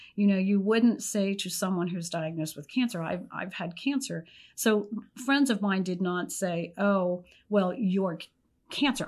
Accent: Pennsylvania, United States; moved away; I was from Pennsylvania

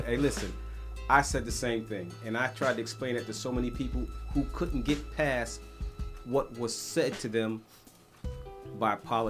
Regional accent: New York City, New York, United States; I grew up in New York, the 80s, the big crack era

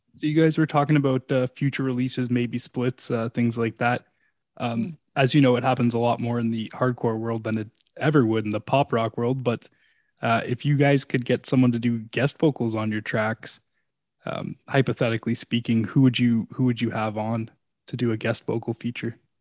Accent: Canada; we're all Canucks, we're all Canadian here

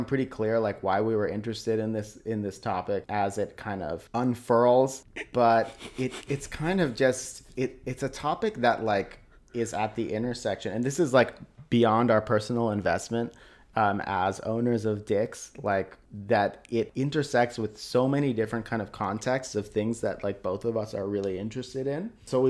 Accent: Tennessee, United States; Tennessee, born and raised in Tennessee.

